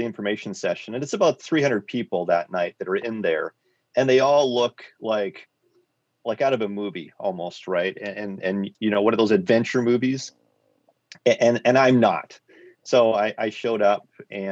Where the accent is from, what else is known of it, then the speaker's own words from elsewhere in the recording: Quadra Island, British Columbia, Canada; I grew up on Quadra Island. It's a small island between Vancouver Island and the mainland.